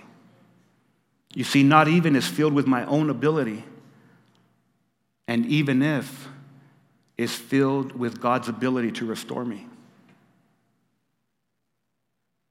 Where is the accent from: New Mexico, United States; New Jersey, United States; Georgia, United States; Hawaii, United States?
New Mexico, United States; when I was growing up in New Mexico, one of the most used phrases in our Spanglish was not even.